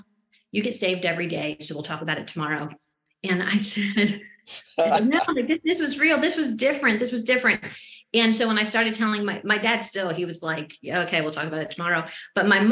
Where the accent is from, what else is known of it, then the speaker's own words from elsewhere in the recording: just outside of Philadelphia, New Jersey, United States; I was born and raised in New Jersey, just outside of Philadelphia.